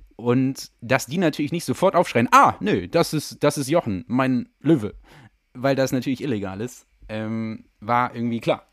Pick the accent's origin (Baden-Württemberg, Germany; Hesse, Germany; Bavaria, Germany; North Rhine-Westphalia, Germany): Bavaria, Germany; Franconia; bin ich ja Frank